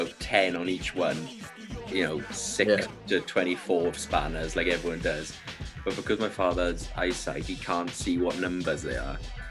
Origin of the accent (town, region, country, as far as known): Wales, United Kingdom